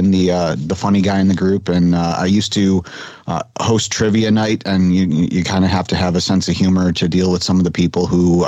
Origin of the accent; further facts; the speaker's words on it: Michigan, United States; now in Florida, United States; I grew up in Michigan